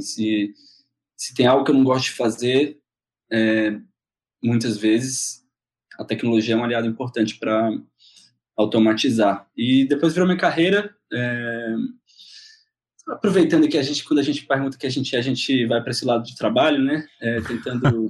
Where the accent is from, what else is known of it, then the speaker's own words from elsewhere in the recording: Fortaleza, Ceará, Brazil; moved away as an adult; now in São Paulo, Brazil; Em 2007 mudei para São Paulo, sou de Fortaleza